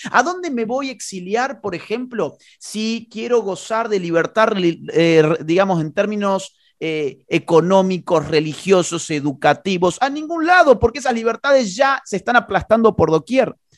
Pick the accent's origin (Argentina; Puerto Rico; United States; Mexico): Argentina; Yo soy un ciudadano argentino